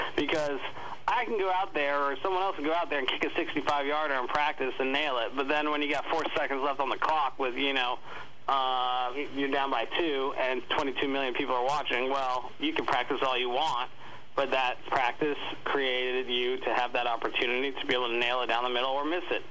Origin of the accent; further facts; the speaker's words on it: Texas, United States; I'm from Texas